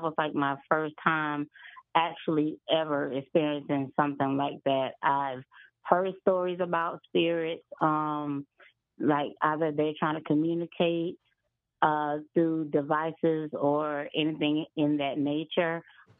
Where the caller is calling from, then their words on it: South Carolina, United States; I'm from South Carolina.